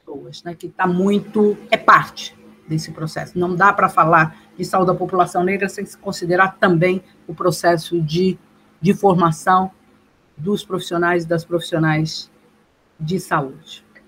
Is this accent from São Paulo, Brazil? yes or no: yes; São Paulo, Brazil; Eu nasci, fui nascida e criada na cidade de Dutra, Interlagos